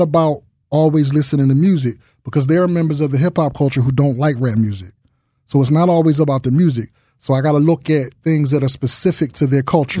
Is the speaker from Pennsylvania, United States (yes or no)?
yes; Philadelphia, Pennsylvania, United States; I grew up in North Philadelphia